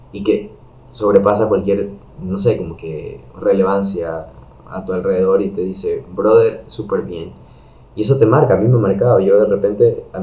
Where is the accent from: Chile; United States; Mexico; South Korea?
United States; yo crecí y estudié en Estados Unidos, en parte de mi escuela y high school.